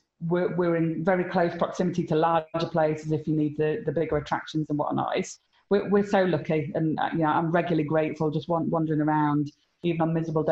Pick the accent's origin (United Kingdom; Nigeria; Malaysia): United Kingdom; Harrogate, Yorkshire and the Humber; moved away as an adult; born and brought up in Harrogate